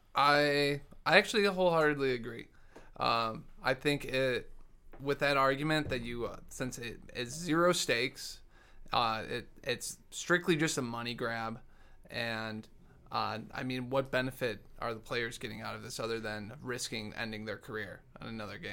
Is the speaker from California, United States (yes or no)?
no; Dearborn, Michigan, United States; moved away; I grew up in Dearborn